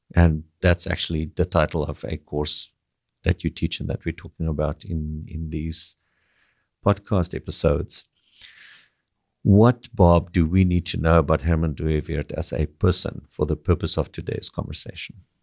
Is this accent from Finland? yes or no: no; South Africa; moved away as an adult; now in Canada; I grew up in South Africa.